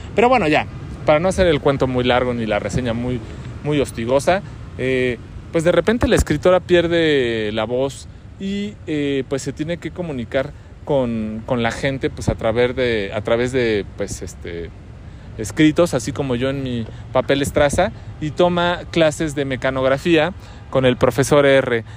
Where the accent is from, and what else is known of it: Mexico